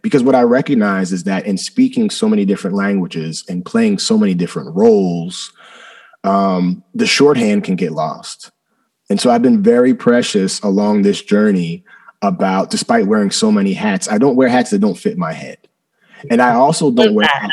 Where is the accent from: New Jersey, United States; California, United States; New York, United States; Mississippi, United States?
New Jersey, United States; also born or lived in Philadelphia; I was born right outside of Philadelphia. Uh, I was the kid in South Jersey that was eating cheesesteaks